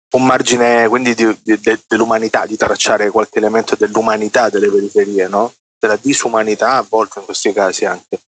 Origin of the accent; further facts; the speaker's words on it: Salento, Apulia, Italy; io vengo dalla periferia d'Italia che è il Salento